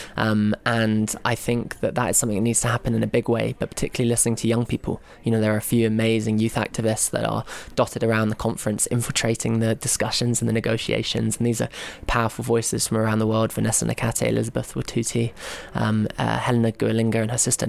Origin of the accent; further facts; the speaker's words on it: London, United Kingdom; I'm from London, England